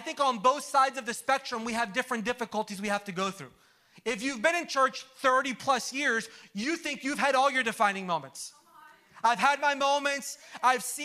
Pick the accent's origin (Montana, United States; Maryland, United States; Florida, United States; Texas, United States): Florida, United States; Orlando; I'm from Orlando